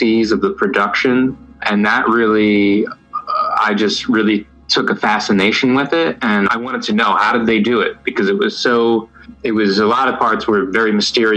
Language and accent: English; New Jersey, United States; now in Los Angeles, United States; grew up in New Jersey in America. And now I live in Los Angeles.